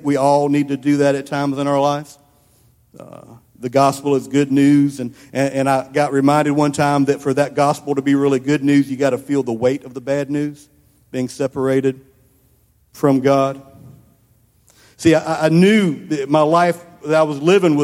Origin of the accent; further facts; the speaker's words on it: Columbia, United States; I grew up over in Columbia.